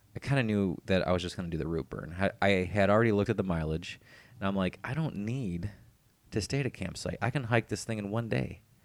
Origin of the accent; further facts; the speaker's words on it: Cleveland, Ohio, United States; moved away; my hometown, from Cleveland